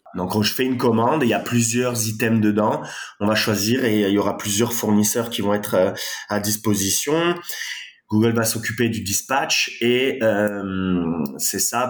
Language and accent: French; France; accent: French; moved away as an adult; now in Montreal, Canada; comme vous pouvez l'entendre à mon accent, je suis français